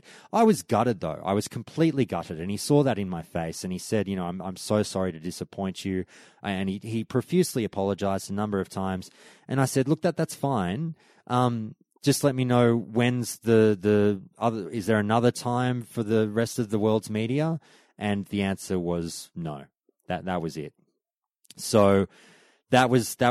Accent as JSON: {"language": "English", "country": "Australia", "said": "I'm Australian media"}